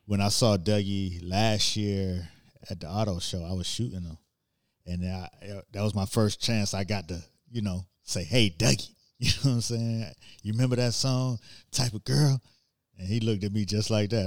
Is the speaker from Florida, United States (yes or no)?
yes; Miami, Florida, United States; I'm from Miami and played football